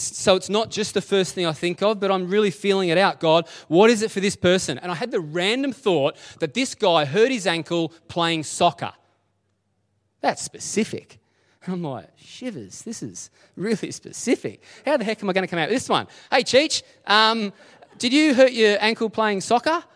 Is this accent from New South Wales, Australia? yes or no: no; Dingley Village, Victoria, Australia; I'm just a kid from Dingley